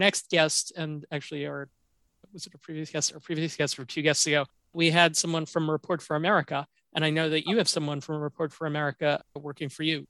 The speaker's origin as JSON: {"language": "English", "region": "Pennsylvania", "country": "United States", "moved": "yes", "said": "I come from Pennsylvania"}